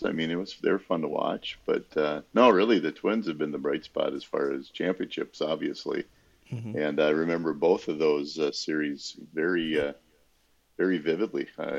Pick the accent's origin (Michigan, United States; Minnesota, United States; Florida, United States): Minnesota, United States; we're from Minnesota.